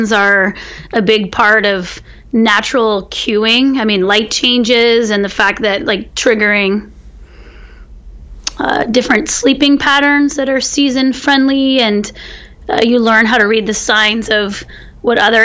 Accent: California, United States; as a Californian, and also as a farmer in California, which is my family was farming

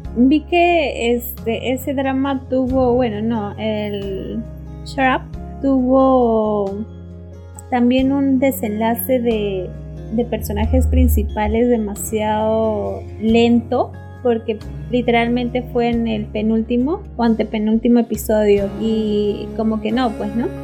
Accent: Peru; nosotros somos peruanas

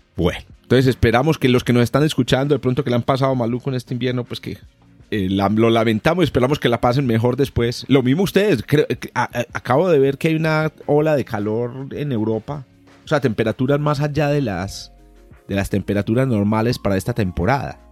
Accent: Colombia; los dos somos de origen colombiano

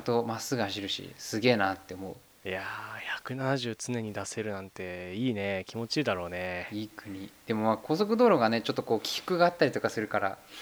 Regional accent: Kumagaya, Saitama, Japan; 我々地元は埼玉県の熊谷じゃないですか

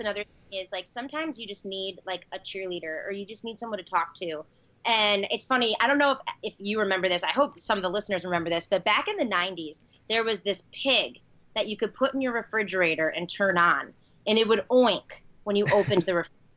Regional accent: Chicago, Illinois, United States; born and bred in Chicago, one of the best cities in the world

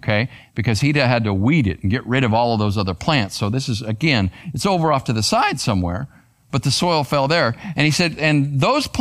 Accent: Arizona, United States; I grew up in Arizona

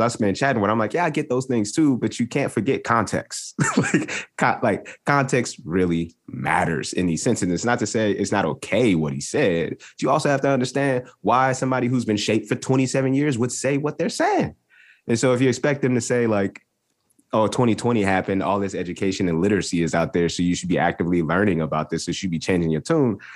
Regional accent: North Carolina, United States; I'm from North Carolina

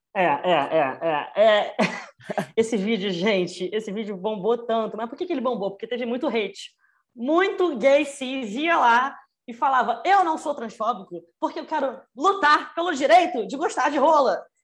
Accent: Rio de Janeiro, Brazil; tenho 24 anos, sou do Rio

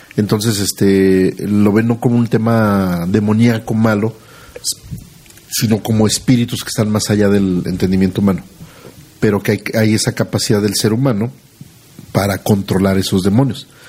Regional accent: Aguascalientes, Mexico; los que somos de aquí de Aguascalientes

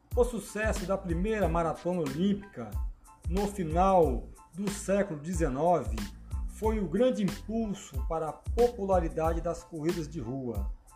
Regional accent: Vila Velha, Espírito Santo, Brazil; sou aqui de Vila Velha, Espírito Santo, Brasil

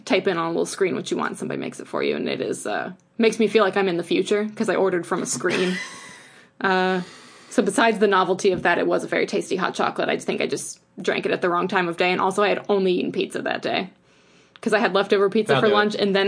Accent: Ohio, United States; We're from Ohio

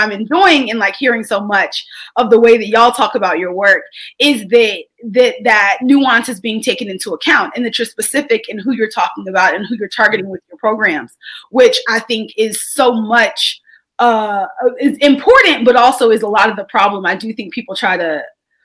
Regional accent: Texas, United States; as a Texan

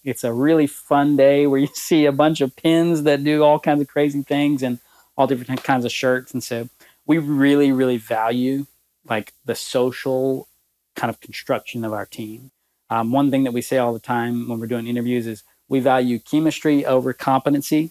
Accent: Alabama, United States; moved away as an adult; now in Lexington, United States; my home state of Alabama

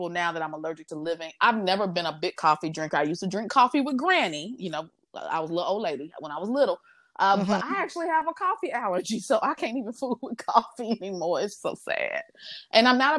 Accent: Midwest, United States; now in Houston, United States; I'm from the Midwest

